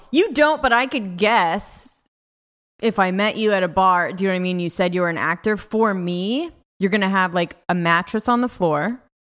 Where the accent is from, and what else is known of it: California, United States; born or raised there; moved away as an adult; also born or lived in Los Angeles